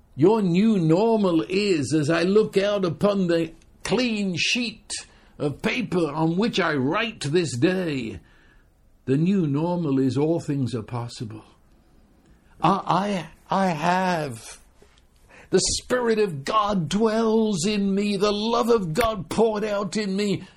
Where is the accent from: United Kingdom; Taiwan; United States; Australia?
United Kingdom; I'm British